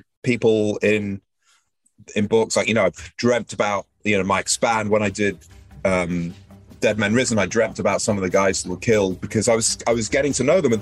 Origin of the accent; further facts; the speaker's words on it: Manchester, North West England, United Kingdom; moved away as an adult; now in United States; I grew up in Manchester, northwest of England, far away from the sea.